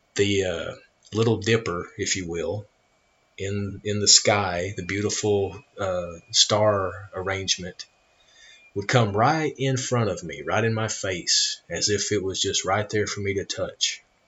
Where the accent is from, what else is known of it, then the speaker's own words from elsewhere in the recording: United States; I am an American